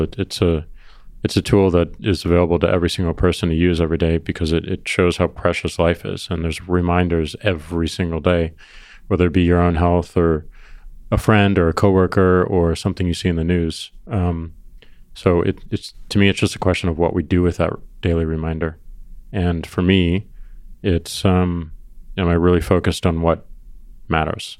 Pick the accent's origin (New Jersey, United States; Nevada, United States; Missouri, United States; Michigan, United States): Missouri, United States; I'm from Missouri